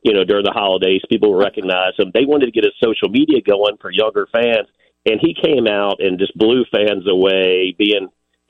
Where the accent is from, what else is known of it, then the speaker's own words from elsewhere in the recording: Baton Rouge, Louisiana, United States; I'm from Baton Rouge, Louisiana.